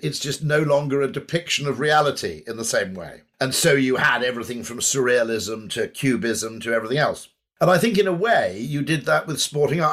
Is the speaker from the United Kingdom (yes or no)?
yes; United Kingdom; watching as a Brit